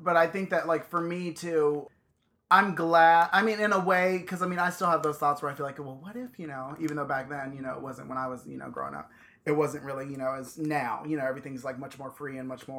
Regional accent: Virginia, United States; now in California, United States; One, we're in California. I mean, I grew up in Virginia

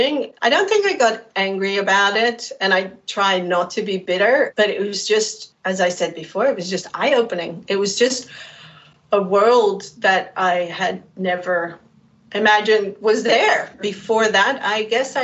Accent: Netherlands; moved away as an adult; also born or lived in United Kingdom; I left the Netherlands in 1994 to go study in the UK

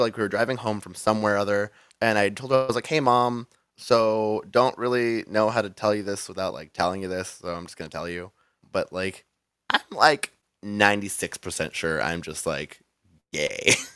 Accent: Rialto, California, United States; now in San Diego, United States; I grew up in, um, San Bernardino County, like, so a little city called Rialto.

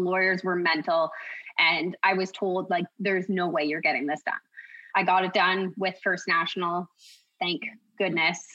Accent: Kawartha Lakes, Ontario, Canada; So, I'm from Kawartha Lakes. I was born and raised.

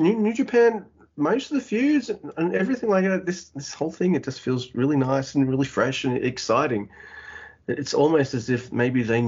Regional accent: Australia; I'm Australian

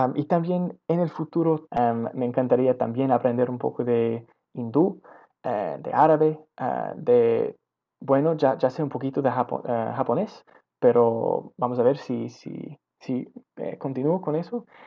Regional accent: Victoria, British Columbia, Canada; Spanish is a second language; also born or lived in Shawnigan Lake; yo nací en Victoria, ah, en este pueblito.

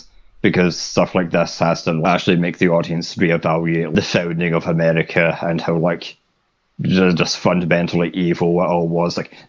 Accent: Scotland, United Kingdom; One of the few upsides about being Scottish

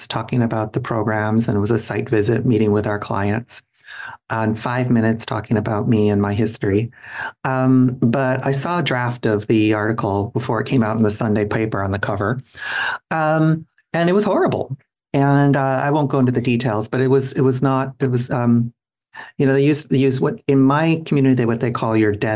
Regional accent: Minneapolis, Minnesota, United States; moved away as an adult; now in San Francisco, United States; I grew up in and around the Twin Cities.

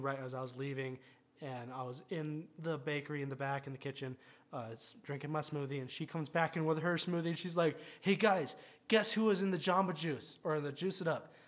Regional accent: Rancho Cucamonga, California, United States; had a house in my hometown

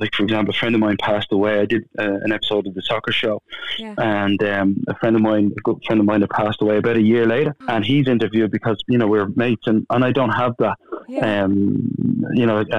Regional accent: Dublin, Leinster, Ireland; moved away as an adult; now in Spain; I'm from Drimna

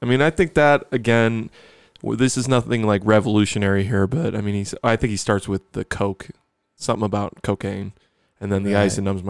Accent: Buffalo, New York, United States; I'm from Buffalo.

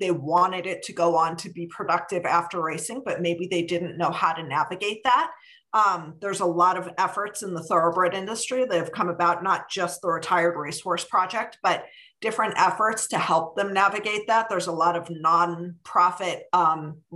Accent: Cleveland, Ohio, United States; now in Kentucky, United States; I grew up in Cleveland, Ohio, and was a horse crazy kid

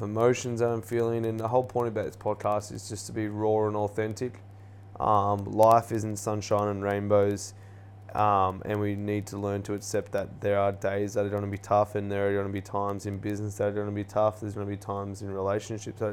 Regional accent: Erina, New South Wales, Australia; I grew up on the Central Coast playing, you know, sport, went to a school called Central Coast Adventist School in the Erina there

